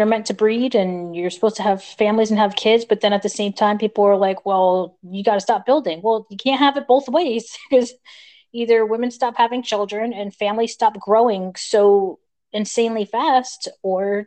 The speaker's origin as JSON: {"language": "English", "country": "United States", "moved": "yes"}